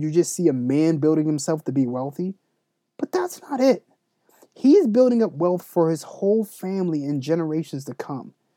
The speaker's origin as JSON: {"language": "English", "country": "United States", "said": "us as the American people"}